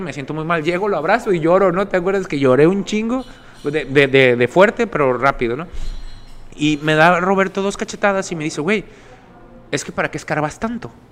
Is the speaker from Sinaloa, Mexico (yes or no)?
yes; Sinaloa, Mexico; Somos sinaloenses